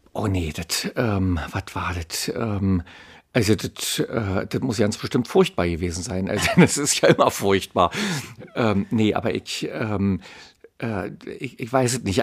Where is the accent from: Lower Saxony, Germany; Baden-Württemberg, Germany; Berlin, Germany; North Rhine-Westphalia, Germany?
Berlin, Germany; ich bin in Mitte aufgewachsen, das ist also weit weg von Köpenick